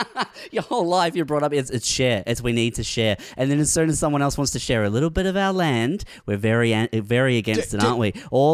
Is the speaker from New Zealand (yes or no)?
yes; New Zealand